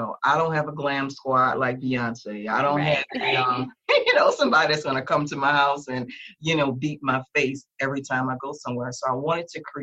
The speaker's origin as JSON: {"language": "English", "town": "New Orleans", "region": "Louisiana", "country": "United States", "tie": "born or raised there", "said": "I'm from Louisiana"}